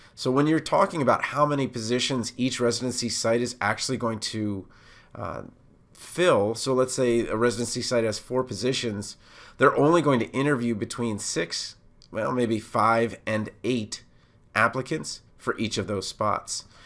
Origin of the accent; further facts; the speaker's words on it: Montgomery County, Maryland, United States; I'm from Montgomery County, Maryland